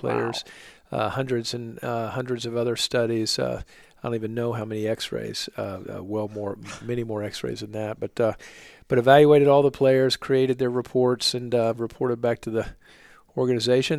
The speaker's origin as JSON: {"language": "English", "region": "Oklahoma", "country": "United States", "also_born_or_lived": "New York", "moved": "as an adult", "lives_now": "Charlotte, United States", "said": "I'm from Oklahoma originally."}